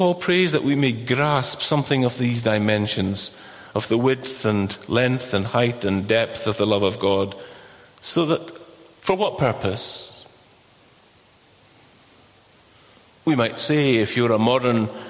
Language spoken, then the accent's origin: English; Inchture, Scotland, United Kingdom; I'm from Inchtewer